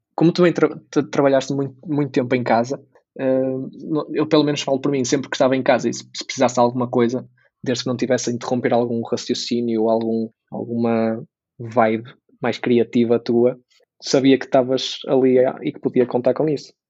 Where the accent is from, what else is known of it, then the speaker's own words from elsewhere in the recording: Braga, Norte, Portugal; also born or lived in Porto; regressar para Braga, apesar de ser a minha cidade natal